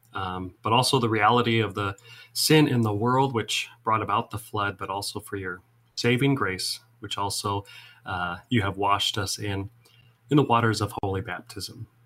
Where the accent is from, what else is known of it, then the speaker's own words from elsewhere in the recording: Iowa, United States; also born or lived in Seward, Nebraska; now in Mount Pulaski, United States; I grew up in Iowa